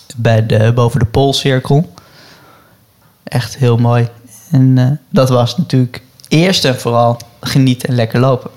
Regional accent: Netherlands; als Nederlander

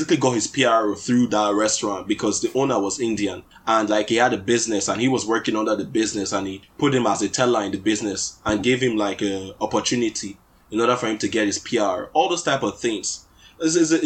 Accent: Warri, Delta, Nigeria; now in Canada; I'm from Warri, I was born in Warri, raised in Warri

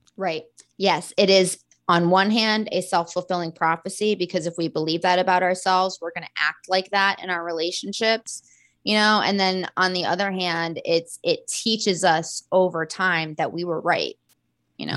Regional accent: Florida, United States; I'm from Florida

